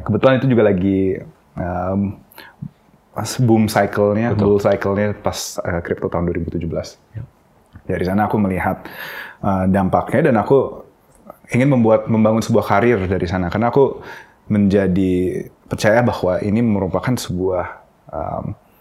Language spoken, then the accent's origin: Indonesian; Jakarta, Indonesia; also born or lived in Singapore; Aku tuh lahir di Singapura, tapi uh, sepanjang hidupku aku uh, di Indonesia, di Jakarta